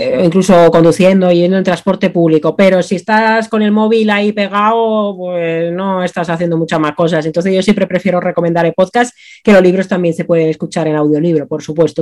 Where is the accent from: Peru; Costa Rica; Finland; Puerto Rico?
Finland; now in Spain; mi infancia en Finlandia